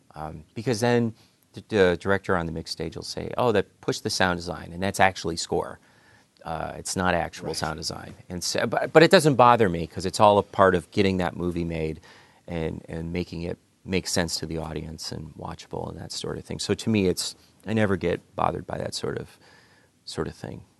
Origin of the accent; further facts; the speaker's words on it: Cleveland, Ohio, United States; I grew up in Cleveland, Ohio